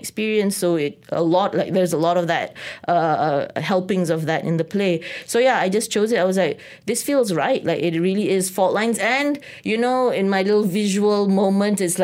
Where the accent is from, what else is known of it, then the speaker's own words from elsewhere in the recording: Malaysia; also born or lived in New York City, United States; now in Kuala Lumpur, Malaysia; being Malaysian